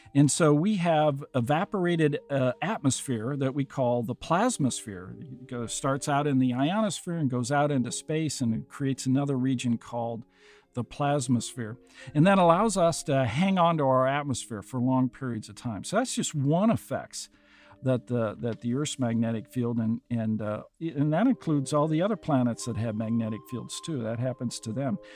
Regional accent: Burlington, Iowa, United States; I was born and raised in Burlington, Iowa. It's just a small town, uh, on the Mississippi

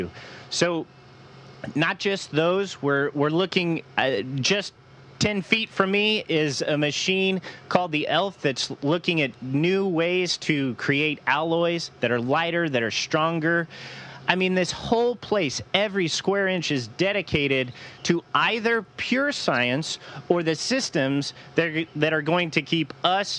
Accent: Louisville, Colorado, United States; my hometown in Colorado, Louisville

